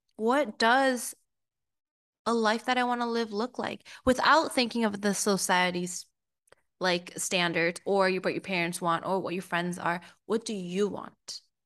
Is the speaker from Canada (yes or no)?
no; Peru; moved away; also born or lived in United States; I am from Peru, so I'm very Hispanic as well